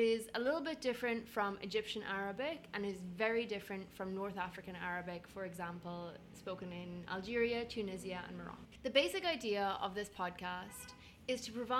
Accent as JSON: {"language": "English", "country": "Ireland", "moved": "as an adult", "lives_now": "Beirut, Lebanon", "said": "I'm Irish, and I've been living in Beirut for the last 8 months"}